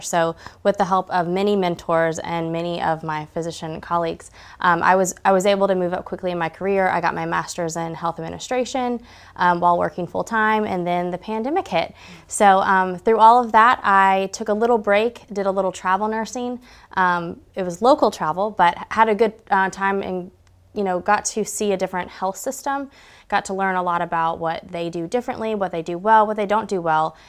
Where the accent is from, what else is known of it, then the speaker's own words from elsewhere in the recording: Georgia, United States; also born or lived in Dahlonega / Gainesville / Suwanee; I grew up in Georgia.